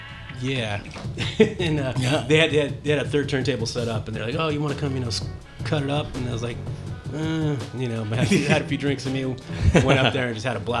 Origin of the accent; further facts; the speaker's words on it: Oakland, California, United States; also born or lived in Santa Cruz, California; As a young kid to like fifth grade in Oakland.